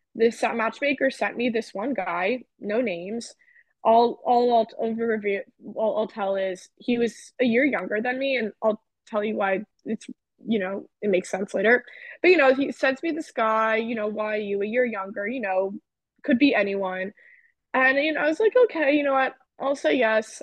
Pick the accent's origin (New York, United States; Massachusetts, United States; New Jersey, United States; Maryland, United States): New Jersey, United States; I grew up in New Jersey